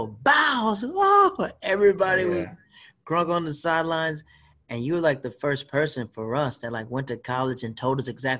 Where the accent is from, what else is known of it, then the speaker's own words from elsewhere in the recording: the South, United States; now in New York, United States; I'm from the South, but since I'm in New York, I'm just up here.